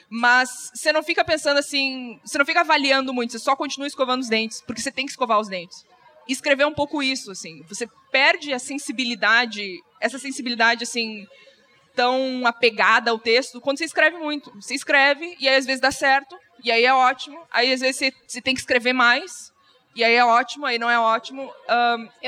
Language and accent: Portuguese; Rio Grande do Sul, Brazil; Eu sou gaúcho, a imagem tem que existir.